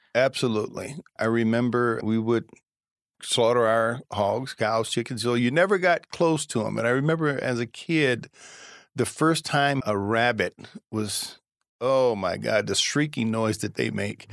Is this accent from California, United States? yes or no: no; Pembroke, Illinois, United States; also born or lived in Chicago, Illinois; I was born actually in Chicago, Illinois in nineteen sixty-two, and then I moved out to Pembroke around sixty-three or sixty-four